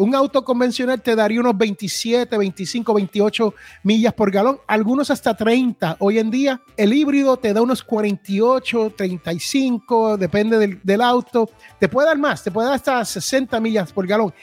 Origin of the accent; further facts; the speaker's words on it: Puerto Rico; now in United States; allá donde yo me crié en Puerto Rico